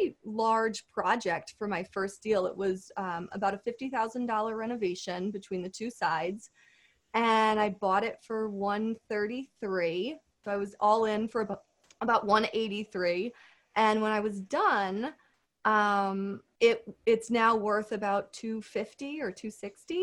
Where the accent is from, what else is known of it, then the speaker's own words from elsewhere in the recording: Connecticut, United States; my hometown, which is a great suburban town in Connecticut